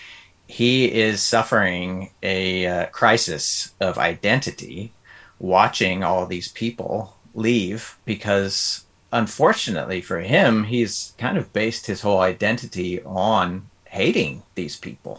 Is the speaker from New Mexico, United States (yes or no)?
no; Des Moines, Iowa, United States; I grew up in Des Moines, Iowa